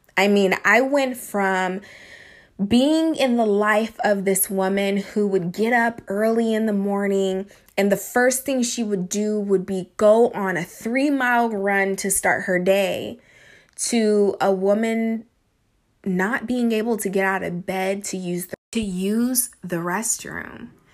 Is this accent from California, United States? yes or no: yes; Sacramento, California, United States; I grew up in the California, Northern California, Sacramento area